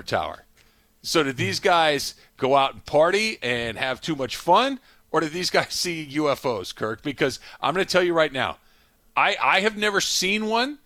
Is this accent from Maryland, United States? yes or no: no; California, United States; I am a native Californian